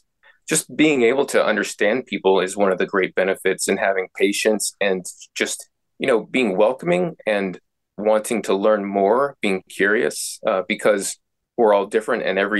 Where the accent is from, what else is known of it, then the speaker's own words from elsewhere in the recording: United States; I'm from the United States of America. Can probably tell by the way I speak your language a little bit differently. And I grew up, you know, in a military household.